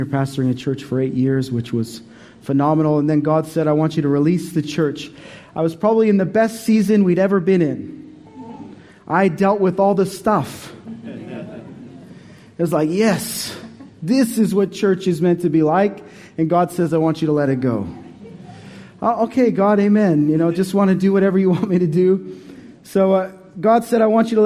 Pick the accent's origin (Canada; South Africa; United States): Canada; moved away as an adult; also born or lived in Montreal; now in Australia; We came from Canada in 2005